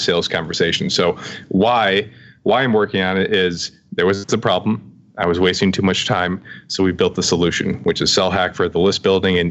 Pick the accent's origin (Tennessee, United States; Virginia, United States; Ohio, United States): Ohio, United States; moved away as an adult; also born or lived in Brooklyn, New York; We're Ohio folk